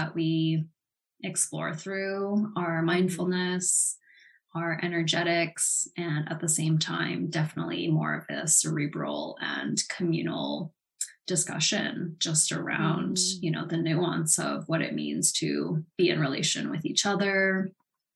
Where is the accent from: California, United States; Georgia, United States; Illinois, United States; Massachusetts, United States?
California, United States; Los Angeles; now in Vancouver, Canada; I was born on Tongva territory, also known as Los Angeles